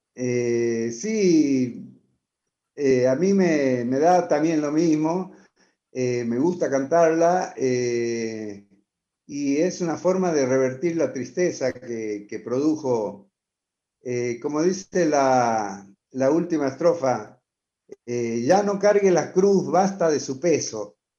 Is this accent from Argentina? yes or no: yes; Buenos Aires Province, Argentina; also born or lived in Santiago del Estero; me crié prácticamente en Buenos Aires, conozco su idiosincrasia